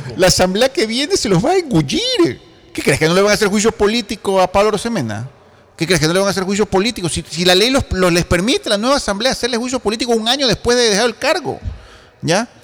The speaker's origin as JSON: {"language": "Spanish", "country": "Ecuador", "said": "yo como ecuatoriano"}